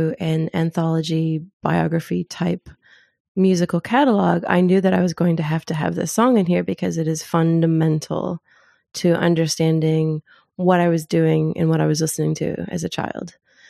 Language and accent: English; Zimbabwe; born there; But also, I was born in Africa. I was born in Zimbabwe. So hearing … on that album